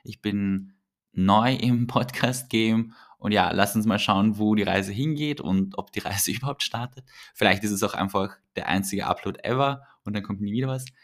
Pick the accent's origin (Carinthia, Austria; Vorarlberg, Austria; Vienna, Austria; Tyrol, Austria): Vienna, Austria; Ich bin in Wien aufgewachsen und geboren. Äh, auf, geboren und aufgewachsen.